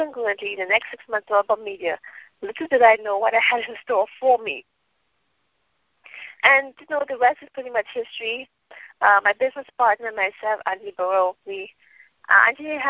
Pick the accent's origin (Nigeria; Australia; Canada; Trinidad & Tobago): Trinidad & Tobago; moved away as an adult; also born or lived in United States; I'm from Trinidad. I lived in Trinidad until I was about 18, and then I migrated to the States